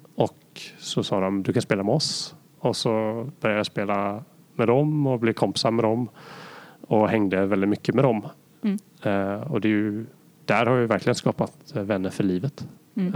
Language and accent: Swedish; Sweden; som svensk